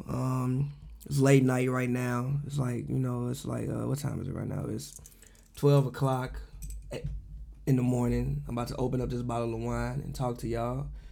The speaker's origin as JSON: {"language": "English", "town": "Chicago", "region": "Illinois", "country": "United States", "tie": "born or raised there", "said": "growing up in the South Side of Chicago, being the only child"}